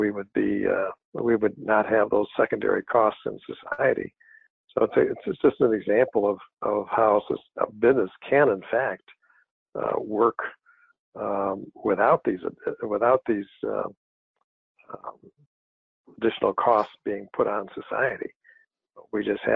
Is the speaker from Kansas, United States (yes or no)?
no; Grand Rapids, Michigan, United States; also born or lived in Connecticut / New York; I was born and raised in Grand Rapids. Went to high school here